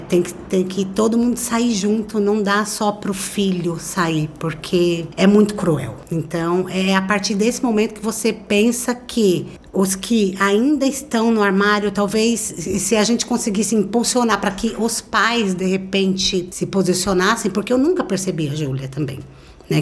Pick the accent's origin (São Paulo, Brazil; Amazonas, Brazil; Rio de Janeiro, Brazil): São Paulo, Brazil; Osasco; sou de Osasco, São Paulo